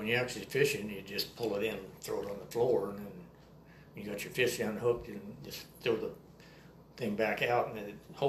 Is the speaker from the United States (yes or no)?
yes; Troy, Idaho, United States; born or raised there; also born or lived in Moscow, Idaho / Albion, Washington